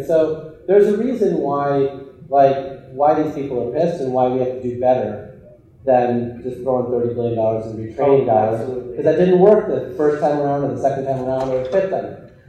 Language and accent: English; Illinois, United States; my hometown that I grew up in Illinois